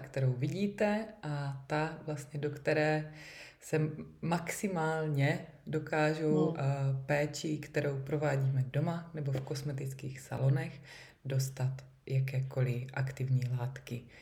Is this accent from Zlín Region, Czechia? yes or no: yes; Uherské Hradiště, Zlín Region, Czechia; jsem z Uherského hradiště